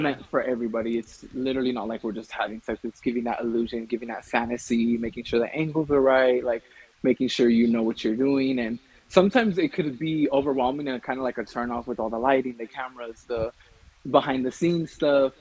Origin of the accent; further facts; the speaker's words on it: California, United States; moved away as an adult; now in Colorado, United States; I was born in California, but I currently live in Colorado